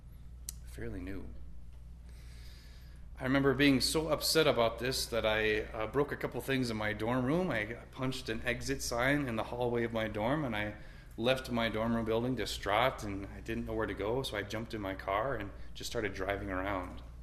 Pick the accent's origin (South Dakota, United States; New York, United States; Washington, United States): South Dakota, United States; Rapid City; I grew up here in Rapid. I was born and raised here about a mile east of the cathedral and the hospital